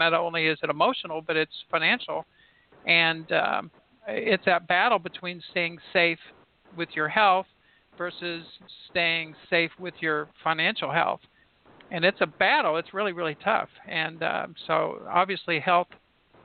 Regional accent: Southern Indiana, United States; I'm from Southern Indiana

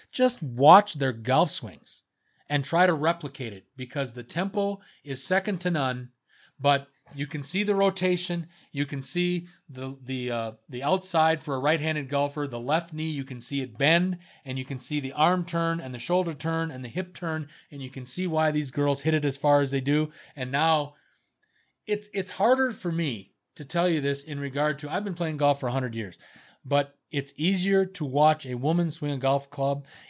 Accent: Wisconsin, United States; I'm from Wisconsin

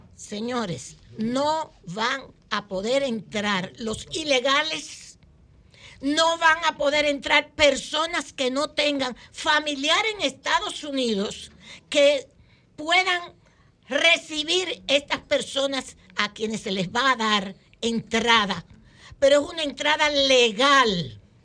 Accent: Dominican Republic; los dominicanos

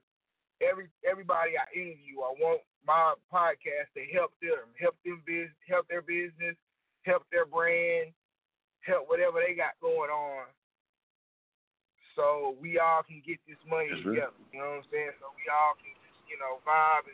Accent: Oklahoma City, Oklahoma, United States; I've lived here my whole life

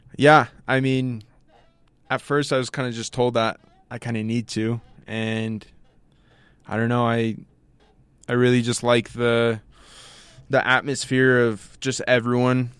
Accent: Tucson, Arizona, United States; moved away as an adult; now in Logan, United States; I'm from Tucson, Arizona

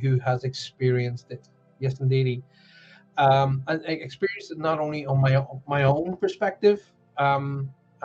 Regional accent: Ireland; now in Cornwall, United Kingdom; I was brought up on a farm in the middle of Ireland

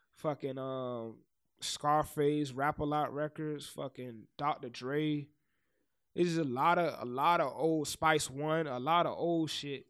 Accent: the South, United States; I'm from the South. So, of course, I'm gonna make South music

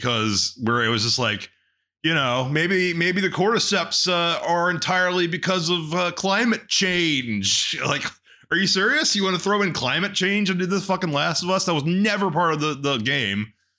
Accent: Texas, United States; trust me, I'm from Texas.

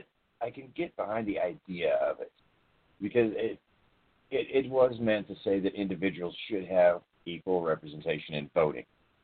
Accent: Chicago, Illinois, United States; I'm black. I'm from Chicago.

